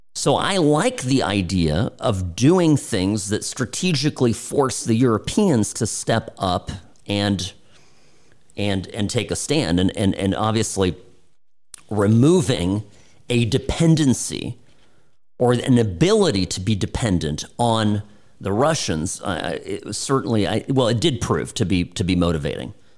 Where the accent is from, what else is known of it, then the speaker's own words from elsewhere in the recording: United States; me being selfish as an American